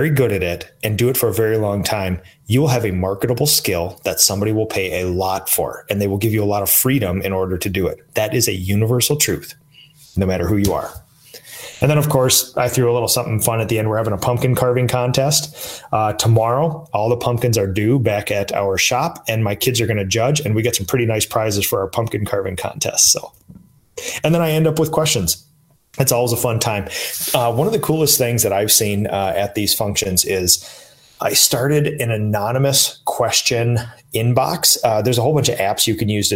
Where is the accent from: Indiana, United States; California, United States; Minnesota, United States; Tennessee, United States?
Minnesota, United States; in Minnesota, my hometown